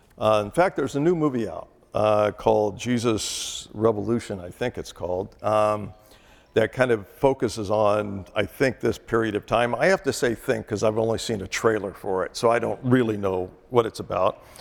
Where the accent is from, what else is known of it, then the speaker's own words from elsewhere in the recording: Northern California, United States; I was born in Northern California